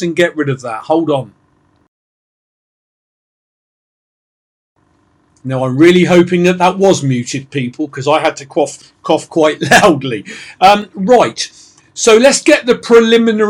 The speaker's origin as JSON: {"language": "English", "region": "England", "country": "United Kingdom", "said": "I'm English"}